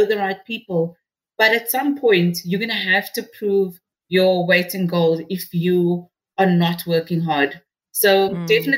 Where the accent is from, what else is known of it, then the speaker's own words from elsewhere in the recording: Cape Town, Western Cape, South Africa; I'm from Rocklands, Mitchell's Plain, because I feel that that was my grounding